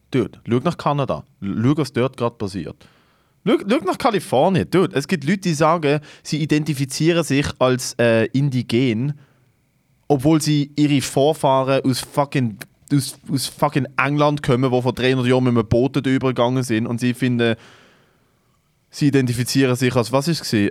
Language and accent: German; Sri Lanka; Ich komme aus Sri Lanka.